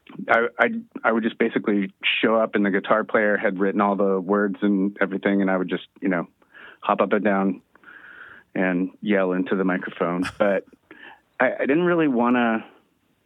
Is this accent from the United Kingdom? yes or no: no; San Diego, California, United States; also born or lived in Fort Worth, Texas; I grew up in San Diego, lived here my whole life except for a little bit